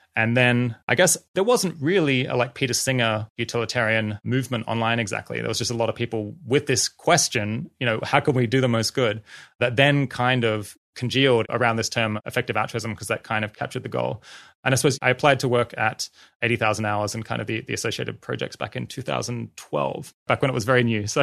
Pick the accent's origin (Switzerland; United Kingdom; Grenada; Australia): Australia; I grew up in Australia